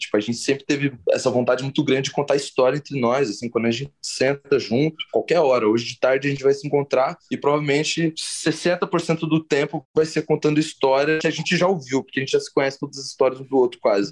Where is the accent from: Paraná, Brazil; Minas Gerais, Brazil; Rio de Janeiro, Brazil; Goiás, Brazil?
Paraná, Brazil; Curitiba; a gente é de Curitiba